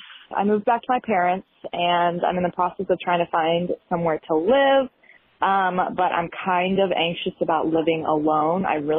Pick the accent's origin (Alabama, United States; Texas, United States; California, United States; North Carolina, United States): North Carolina, United States; I'm from North Carolina.